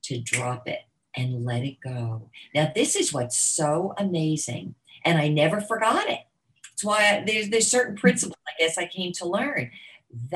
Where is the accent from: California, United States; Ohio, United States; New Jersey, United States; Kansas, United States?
New Jersey, United States; now in Florida, United States; I grew up in New Jersey